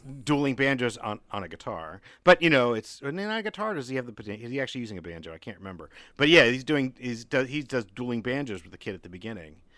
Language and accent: English; Maryland, United States; now in Southern United States; I'm from below the Mason-Dixon line, but Maryland never seceded